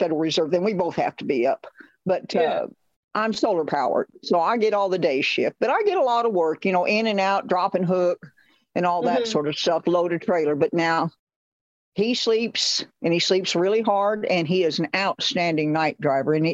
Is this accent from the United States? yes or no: yes; Lake Elsinore, California, United States; also born or lived in Long Beach, California; raised in Lake Elsinore.